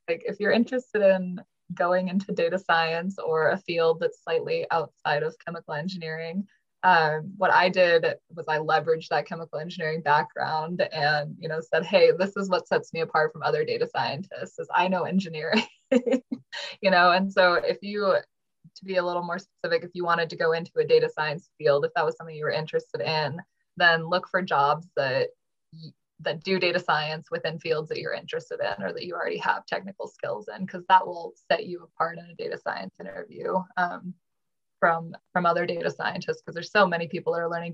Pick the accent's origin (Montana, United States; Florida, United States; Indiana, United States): Montana, United States; I grew up in Montana